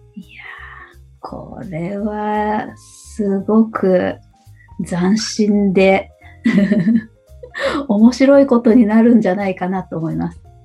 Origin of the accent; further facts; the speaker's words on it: Hamamatsu, Shizuoka, Japan; also born or lived in Nagoya; now in Kakegawa, Japan; の今は掛川ですけど、えー、うん、浜松の方です。